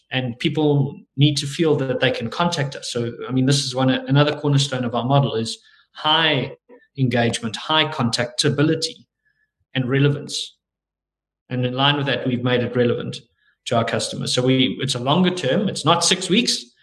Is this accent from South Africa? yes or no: yes; South Africa; we're South African